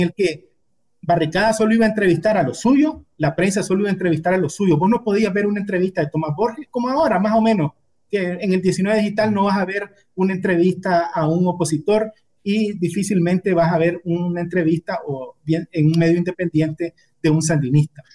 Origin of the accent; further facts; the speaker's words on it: Quilalí, Nueva Segovia, Nicaragua; also born or lived in Ocotal; yo nací en Quilalí, un pueblecito pequeño del norte de, de Nueva Segovia, y mi familia allá no había secundaria, entonces para que nosotros pudiéramos estudiar, una familia de siete hermanos se trasladó a, a Ocotal